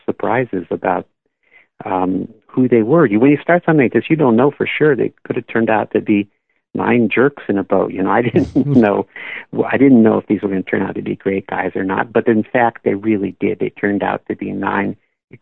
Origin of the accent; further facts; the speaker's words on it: Bay Area, California, United States; I grew up in the Bay Area